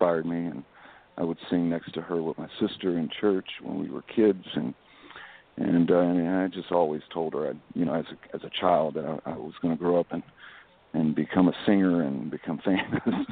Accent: Waveland, Mississippi, United States; now in Las Vegas, United States; growing up in South Mississippi, I grew up in a little town called Waveland, Mississippi

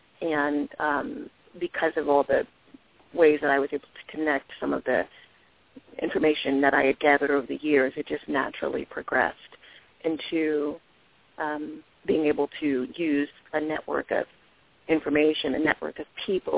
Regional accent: Washington, District of Columbia, United States; I grew up in Washington, D.C., was born and raised, and was educated in D.C. as well

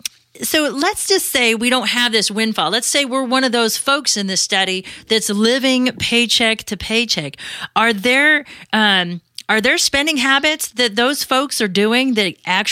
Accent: Arizona, United States; I was born and raised here in Arizona

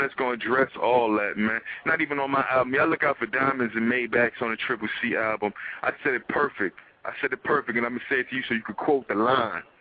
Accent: New York City, New York, United States; I was from the Bronx if I ain't kept saying BX

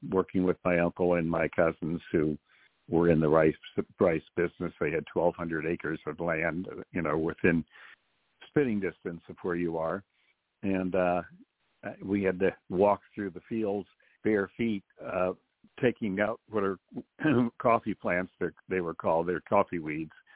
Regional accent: Eunice, Louisiana, United States; Eunice, my hometown. And uh, now Eunice is no longer the little town of 5,000 it was when I was born

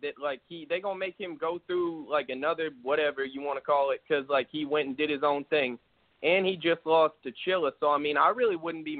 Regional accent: Texas, United States; I'm from Texas.

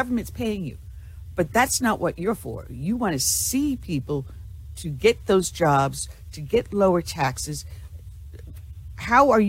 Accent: New York, United States; oh man, I actually I'm from Long

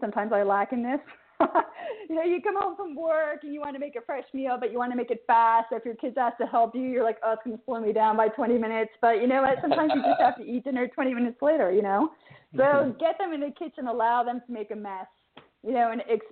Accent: New Jersey, United States; also born or lived in New York / London / Cambridge / Sant Cugat; now in Barcelona, Spain; I grew up in New Jersey.

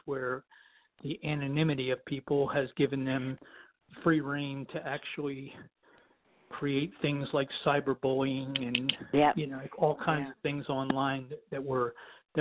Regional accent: New Jersey, United States; moved away as an adult; also born or lived in San Francisco, California; I was raised in South Jersey, right outside of Philadelphia.

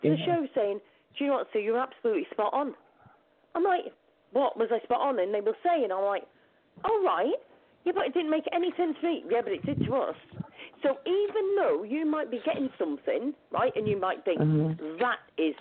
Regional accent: United Kingdom; also born or lived in Lancashire; I'm actually from the UK. I'm actually in the UK.

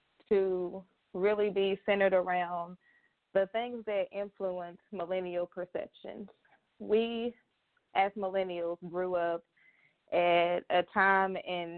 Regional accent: Little Rock, Arkansas, United States; also born or lived in Pine Bluff, Arkansas; I was born in Pine Bluff, lived there till I was in the first grade. And then I moved to Little Rock

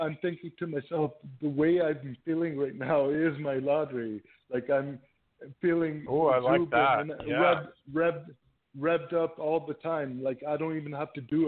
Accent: Toronto, Ontario, Canada; from Toronto

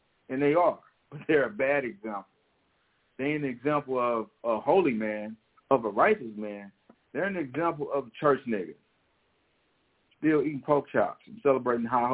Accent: St. Louis, Missouri, United States; moved away; the school shooting in my hometown

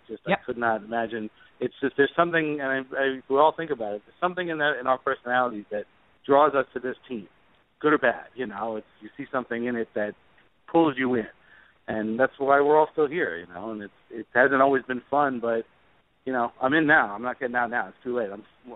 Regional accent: Seaford, New York, United States; I'm from Long Island, I'm from Seaford

